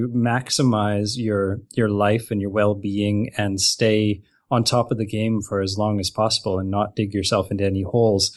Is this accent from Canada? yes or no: yes; Canada; I'm from Canada.